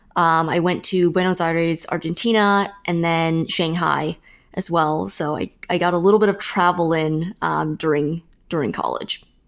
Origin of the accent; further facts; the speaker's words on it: Fremont, California, United States; born or raised there